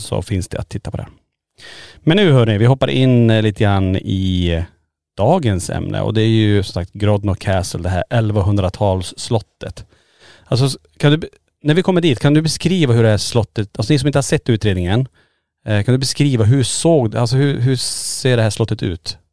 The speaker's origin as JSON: {"language": "Swedish", "country": "Sweden", "said": "vi som svenskar"}